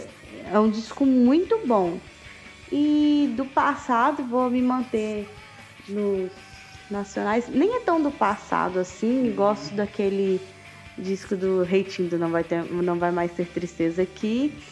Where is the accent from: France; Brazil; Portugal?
Brazil; Minas Gerais; sou muito mineiro